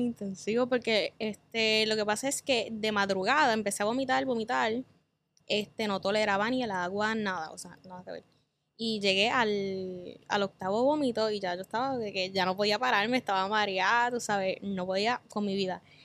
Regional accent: Cabo Rojo, Puerto Rico; Soy de Cabo Rojo, del área oeste

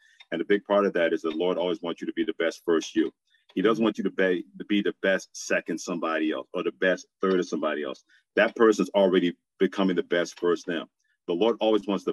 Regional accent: New York City, New York, United States; when we would go to church each and every Sunday growing up in Brooklyn, New York

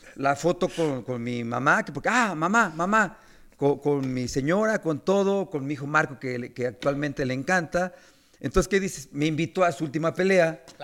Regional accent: Mexico City, Mexico; vengo de Iztacalco

